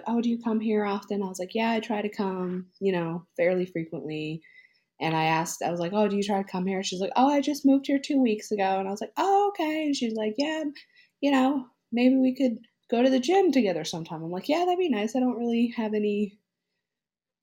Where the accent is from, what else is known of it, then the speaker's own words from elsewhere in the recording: Newfoundland and Labrador, Canada; moved away as an adult; now in Nova Scotia, Canada; I'm from Newfoundland too